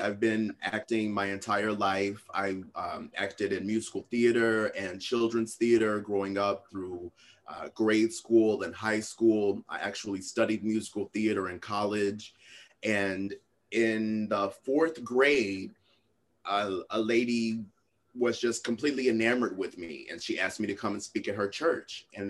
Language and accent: English; Little Rock, Arkansas, United States; now in New York, United States; Yeah, so I was born in Little Rock, Arkansas.